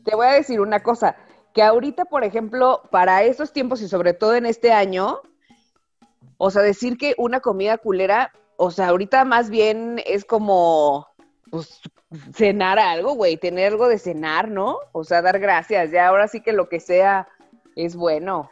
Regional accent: Mexico City, Mexico; also born or lived in Guadalajara; now in Aguascalientes, Mexico; yo soy del DF

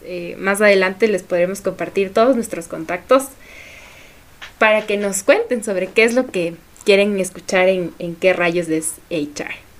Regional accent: Ecuador; somos ecuatorianos

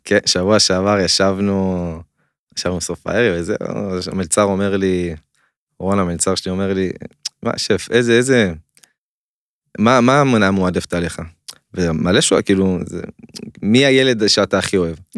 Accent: Israel

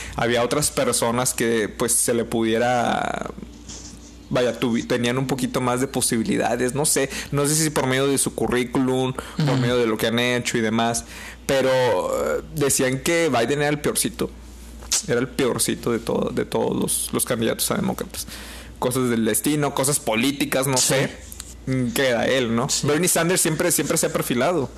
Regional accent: Mexico; somos mexicanos

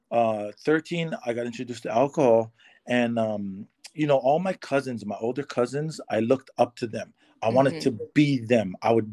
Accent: Waimea, Hawaii, United States; moved away as an adult; now in California, United States; I am originally from the Big Island of Hawaii. I grew up there my whole life.

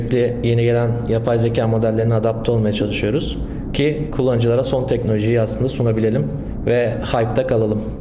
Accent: İzmir, Turkey; İzmirliyim. Eğitim hayatımı da İzmir'de geçirdim. İzmir Yüksek Teknoloji Üstü Bilgisayar Mühendisliğinden mezunum.

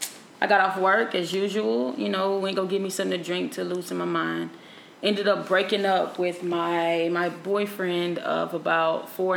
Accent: Houston, Texas, United States; I'm from Houston.

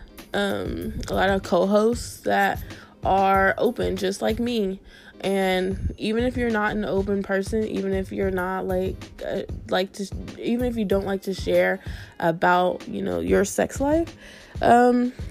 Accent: Canal Winchester, Ohio, United States; moved away as an adult; also born or lived in Columbus, Ohio; now in West Palm Beach, United States; I'm from Columbus, Ohio. Actually, I was raised in Canal Winchester.

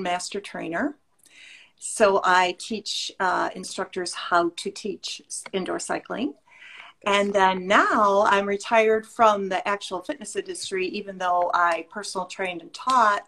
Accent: Illinois, United States; I am from Illinois

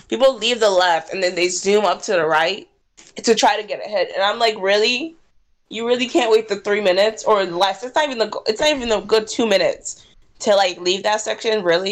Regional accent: Jacksonville, Florida, United States; now in Gainesville, United States; I'm from Jacksonville

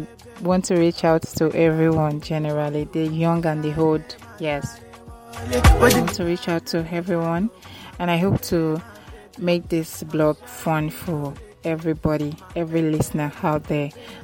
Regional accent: Nigeria; also born or lived in Lagos; as a Nigerian and as a Lagos resident.

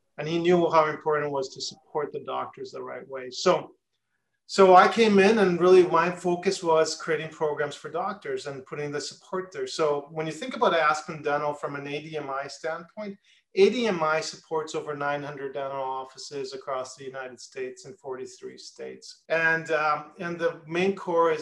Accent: Edmonton, Alberta, Canada; moved away as an adult; also born or lived in New York, United States / Syracuse, New York, United States; I grew up in Canada in Edmonton, Alberta

